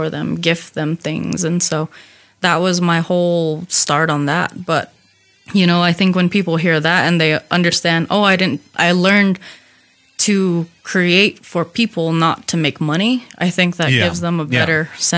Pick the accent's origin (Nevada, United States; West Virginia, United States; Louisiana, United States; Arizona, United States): Arizona, United States; Hopi; I'm from Hopi